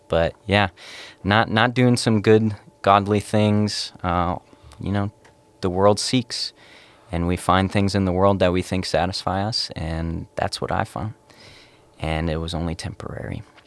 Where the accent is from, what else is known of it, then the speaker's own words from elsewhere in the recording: Cloquet, Minnesota, United States; moved away as an adult; also born or lived in Wisconsin; I came from Cloquet, Minnesota, born and raised for eighteen years